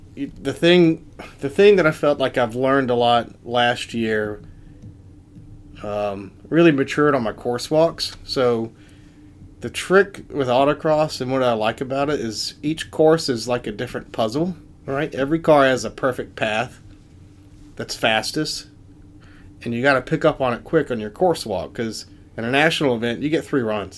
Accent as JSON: {"language": "English", "region": "South Carolina", "country": "United States", "also_born_or_lived": "Colorado / Raleigh, North Carolina", "moved": "as an adult", "lives_now": "Northeast Ohio, United States", "said": "you can tell by my accent that I'm not from Northeast Ohio. So I'm originally from South Carolina"}